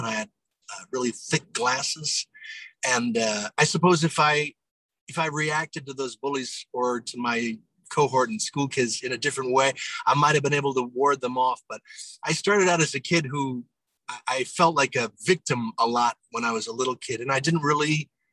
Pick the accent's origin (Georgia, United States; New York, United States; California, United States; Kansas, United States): New York, United States; near Broadway; moved away; I grew up near Broadway